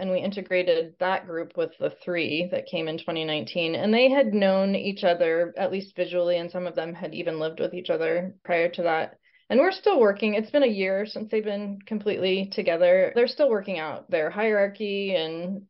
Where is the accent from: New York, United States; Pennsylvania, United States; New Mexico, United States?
New Mexico, United States; Albuquerque; moved away as an adult; also born or lived in Portland, Oregon / Ellensburg, Washington / Canada; now in Washington, United States; I'm from Albuquerque, New Mexico